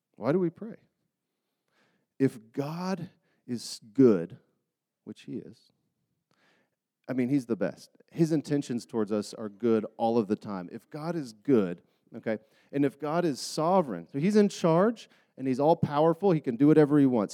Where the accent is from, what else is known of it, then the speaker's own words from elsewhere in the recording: Charlotte, North Carolina, United States; moved away as an adult; now in Utah, United States; I grew up in Charlotte, North Carolina